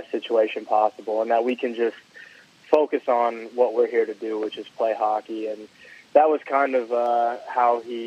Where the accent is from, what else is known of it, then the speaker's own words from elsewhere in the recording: Longwood, Florida, United States; I was born in Longwood, Florida.